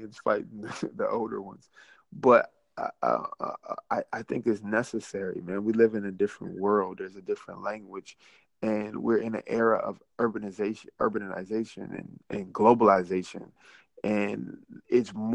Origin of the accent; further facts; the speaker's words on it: the South, United States; I'm from the South